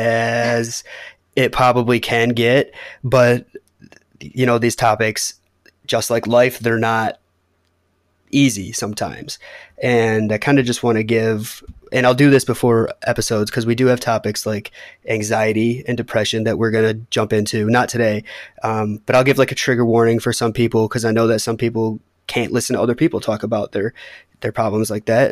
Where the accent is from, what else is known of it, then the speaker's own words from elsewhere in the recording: Detroit, Michigan, United States; We're both from Metro Detroit, brought up in kind of the same type of households